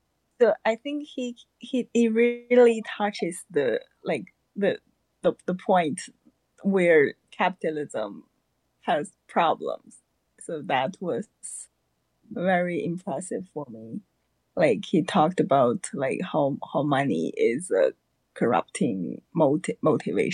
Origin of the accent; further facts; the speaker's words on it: China; moved away as an adult; now in Georgia, United States; I'm now in Georgia, and I come from China. So I came to the U.S. in 2016 for graduate schools